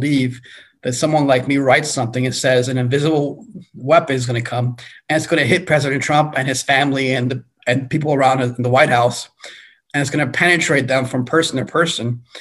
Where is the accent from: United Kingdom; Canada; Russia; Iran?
Iran; also born or lived in China; now in United States; I was born in Iran, born Muslim